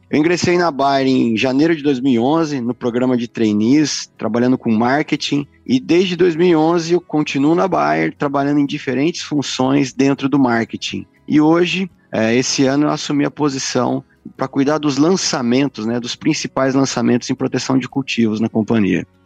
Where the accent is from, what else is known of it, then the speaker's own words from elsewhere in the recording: Santa Cruz do Rio Pardo, São Paulo, Brazil; eu sou do interior de São Paulo, cidade chama Santa Cruz do Rio Pardo.